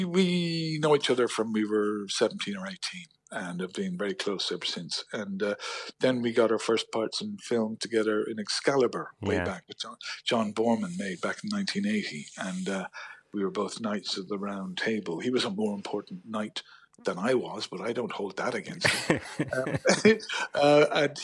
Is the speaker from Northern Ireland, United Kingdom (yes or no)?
yes; Belfast, Northern Ireland, United Kingdom; I'm from Belfast.